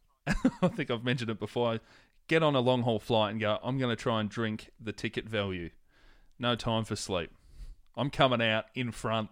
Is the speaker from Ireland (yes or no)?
no; Hoppers Crossing, Victoria, Australia; where I grew up in Hoppers